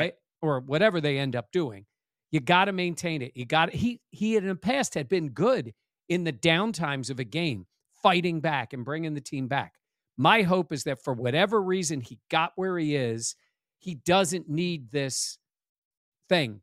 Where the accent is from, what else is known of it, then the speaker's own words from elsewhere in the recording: Vineland, New Jersey, United States; moved away as an adult; now in Buffalo, United States; I'm from the sticks of South Jersey. Vineland, Bridgeton